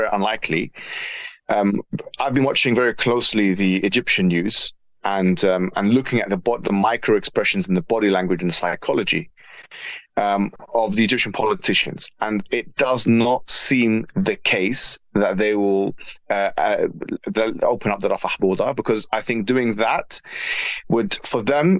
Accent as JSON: {"language": "English", "country": "Jordan", "moved": "yes", "said": "in Jordan, where I'm originally from"}